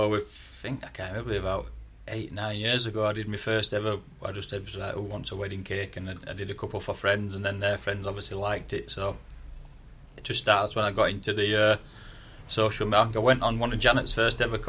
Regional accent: Yorkshire and the Humber, United Kingdom; accent: broad Yorkshire; my broad Yorkshire accent

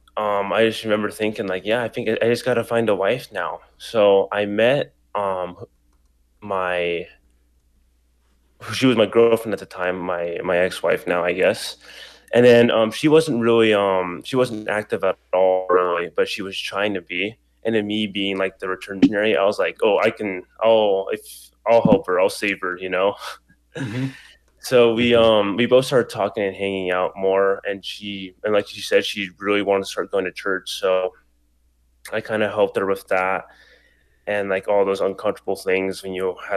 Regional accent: Idaho, United States; also born or lived in New York City / California / Colombia; living most of my life in Idaho

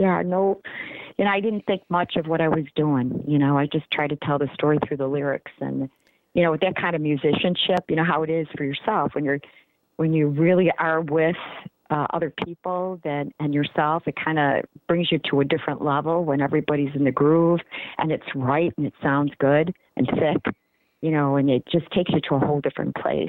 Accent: New York, United States; you have to understand, I came from Western New York and I flew to Baton Rouge

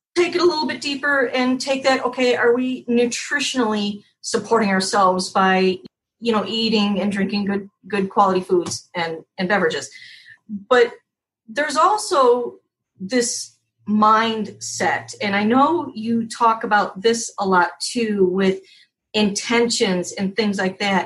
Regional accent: Wisconsin, United States; now in Key West, United States; Tammy and I are from the Midwest. We're actually from Wisconsin.

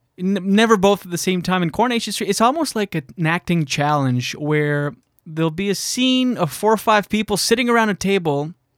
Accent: New Brunswick, Canada; moved away; I'm from New Brunswick originally, grew up with four sisters

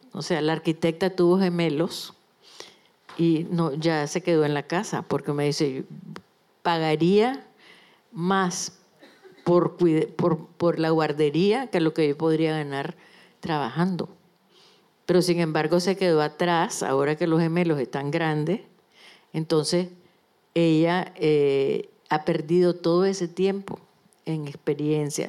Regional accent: Nicaragua; moved away as an adult; also born or lived in Managua / Mexico; now in Spain; soy nicaragüense y no me va a quitar ni Daniel Ortega ni nadie esa calidad, porque es mi vida, es mi país

